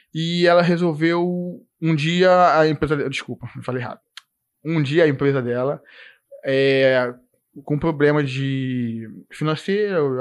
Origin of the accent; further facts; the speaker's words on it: Nova Iguaçu, Rio de Janeiro, Brazil; moved away as an adult; now in Blumenau, Brazil; Eu, pô, sou de Nova Iguaçu